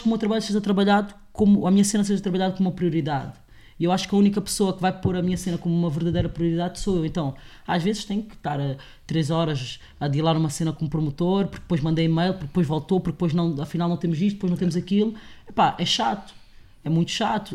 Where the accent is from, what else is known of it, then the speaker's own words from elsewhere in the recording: Portugal; also born or lived in Angola; eu tive uma educação na minha casa e cresci em Portugal